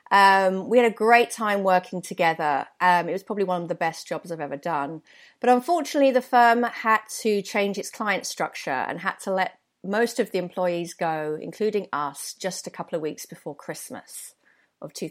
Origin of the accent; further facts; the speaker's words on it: London, United Kingdom; accent: London accent; moved away as an adult; I used to be very conscious of my accent when I lived in London because I thought, you know, I had a real London accent, a bit like